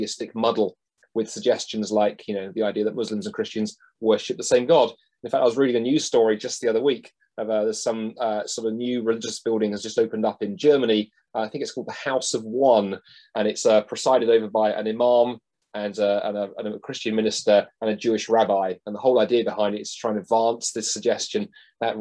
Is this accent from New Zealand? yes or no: no; London, United Kingdom; I grew up in London, in South London, and even back there in the 1980s, that was a very, very multicultural